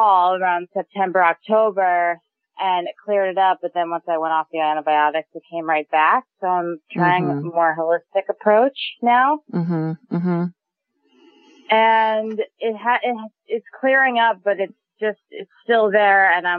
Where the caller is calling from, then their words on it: Brooklyn, New York, United States; I'm from Brooklyn.